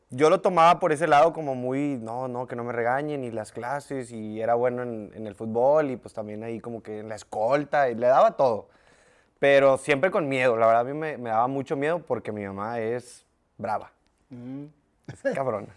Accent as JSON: {"language": "Spanish", "town": "Monterrey", "region": "Nuevo León", "country": "Mexico", "tie": "born or raised there", "said": "De los 0 a los 18 años de mi vida en la Linda Vista"}